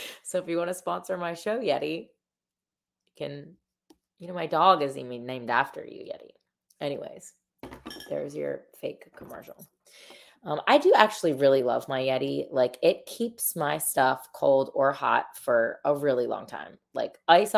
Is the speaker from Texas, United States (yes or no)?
no; Delaware, United States; I'm from Delaware